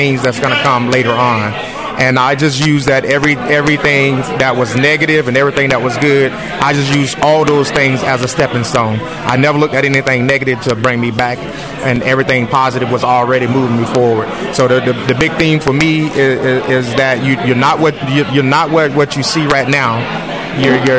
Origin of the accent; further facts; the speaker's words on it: Apopka, Florida, United States; moved away; be back in my hometown